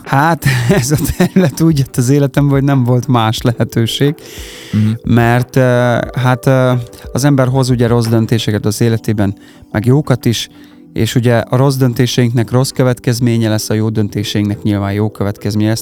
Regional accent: Karancslapujtő, Nógrád, Hungary; moved away as an adult; also born or lived in Budapest; now in Salgótarján, Hungary; Karancslapújtón nőttem fel, tehát mi mm-hmm. ott mhm. laktunk, ott nőttem fel

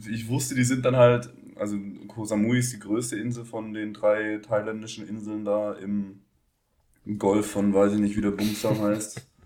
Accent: Baden-Württemberg, Germany; accent: Black Forest; von meinem tiefsten schwarzwälderischen Dialekt, den ich ja schon immer praktiziere

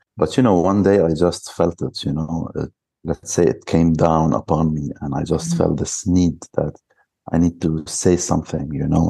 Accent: Lebanon; now in Jordan; I'm from Lebanon.

